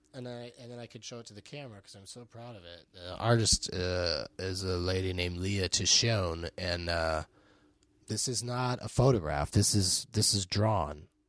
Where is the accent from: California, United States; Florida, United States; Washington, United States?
California, United States; San Diego; I grew up in San Diego